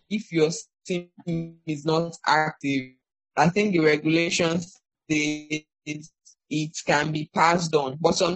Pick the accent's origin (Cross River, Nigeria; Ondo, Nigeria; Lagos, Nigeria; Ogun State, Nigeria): Ondo, Nigeria; I'm from Ondo State, but I've never been to Akure.